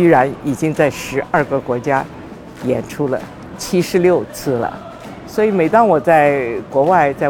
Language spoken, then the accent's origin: Chinese; China; accent: Hakka; 我想我们中国人老是用那个半生不熟的德文。